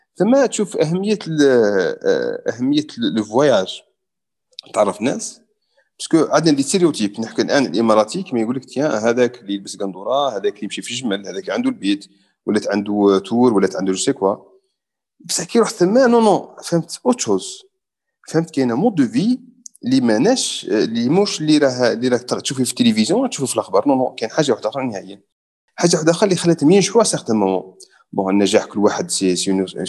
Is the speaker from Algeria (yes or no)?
yes; Algeria; now in United Arab Emirates; انا جزائري